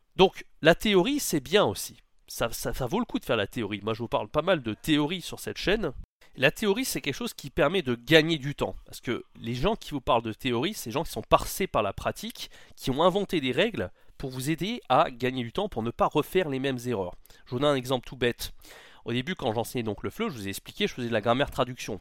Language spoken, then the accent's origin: French; France; first language French; on est français, c'est notre langue maternelle